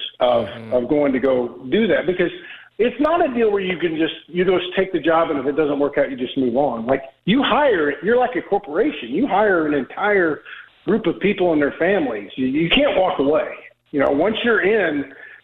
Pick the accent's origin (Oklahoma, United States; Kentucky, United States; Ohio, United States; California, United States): Oklahoma, United States; I'm from Oklahoma